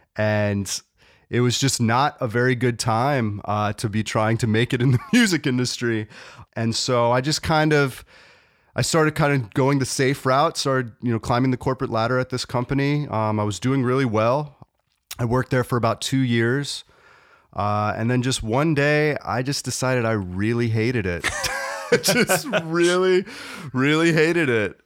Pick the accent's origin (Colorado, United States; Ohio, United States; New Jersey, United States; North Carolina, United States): North Carolina, United States; moved away as an adult; I grew up in North Carolina and I moved back to North Carolina